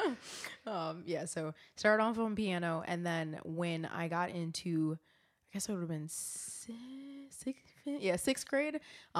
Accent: Detroit, Michigan, United States; born there; also born or lived in Silver Springs, Maryland / Elizabeth City, North Carolina / Baltimore, Maryland; So started in Michigan, then moved to Silver Springs, Maryland, then Elizabeth City, North Carolina, then Baltimore, Maryland.

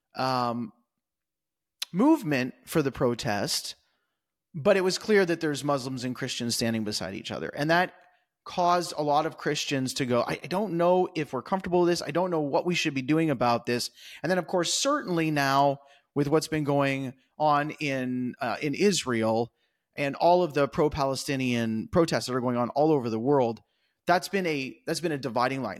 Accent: Canada; moved away as an adult; now in Kentucky, United States; I'm a Canadian living in the U S

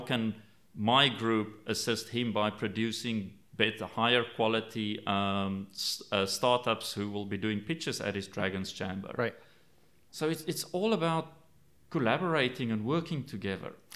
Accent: South Africa; I grew up in South Africa

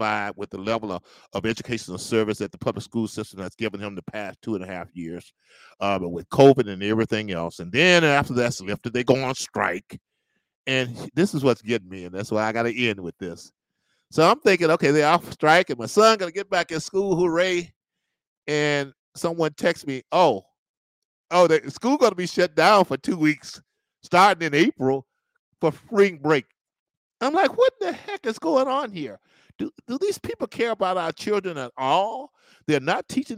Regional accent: Natchez, Mississippi, United States; I was born and raised in Natchez, Mississippi.

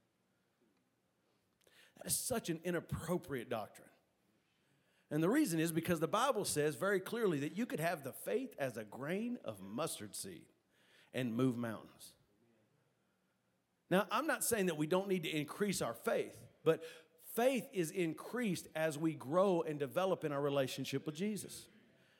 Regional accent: West Texas, United States; We're from West Texas

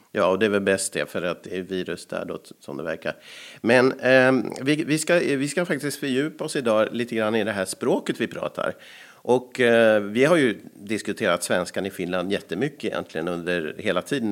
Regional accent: Sweden; accent: rikssvenska; jag var ju från Sverige som skådespelare

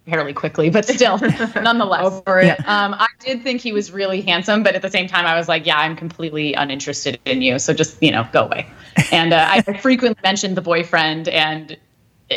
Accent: Hillsborough, California, United States; I'm from Hillsborough, California, which is like a 10,000 person mini city in a larger city called Burlingame

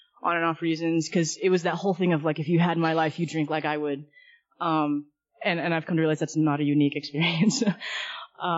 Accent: Southern California, United States; I'm originally from Southern California, and just kind of growing up throughout my childhood

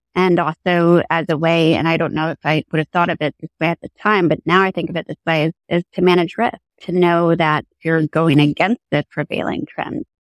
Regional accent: Connecticut, United States; also born or lived in New York City; I grew up in Connecticut and that's where I'm sitting right now in sunny Connecticut

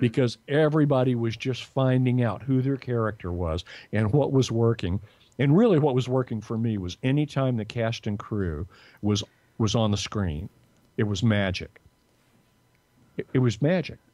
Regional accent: Dallas, Texas, United States; now in Los Angeles, United States; dallas where i was from

